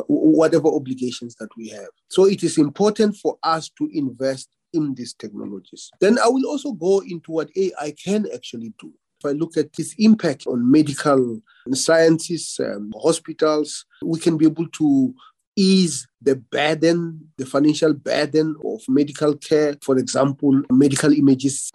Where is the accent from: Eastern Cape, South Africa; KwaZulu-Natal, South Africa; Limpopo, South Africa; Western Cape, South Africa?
Limpopo, South Africa; born or raised there; moved away